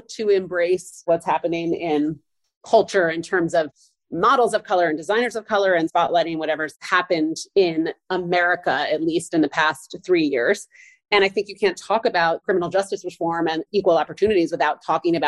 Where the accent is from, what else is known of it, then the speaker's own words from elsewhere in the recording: New York, United States; I'm a New Yorker